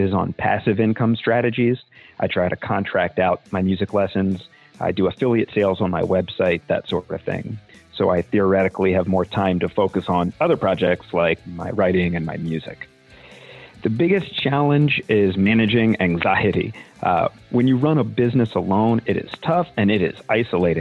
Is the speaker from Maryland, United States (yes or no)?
yes; Annapolis, Maryland, United States; I'm from Annapolis, Maryland